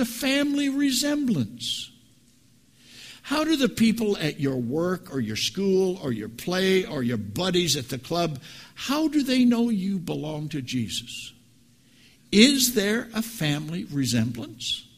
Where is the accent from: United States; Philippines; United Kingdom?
United States; 7 miles from Hampton, Nebraska; moved away; It's a little know-nothing town 7 miles from where I grew up